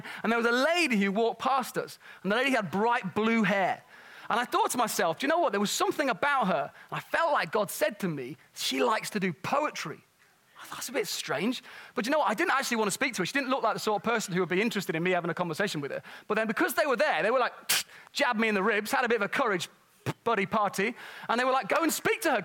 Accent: Nottingham, East Midlands, United Kingdom; moved away; where I grew up in Nottingham

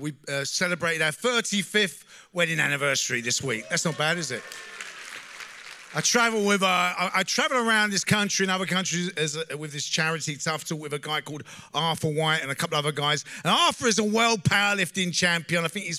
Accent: London, United Kingdom; I grew up in East London

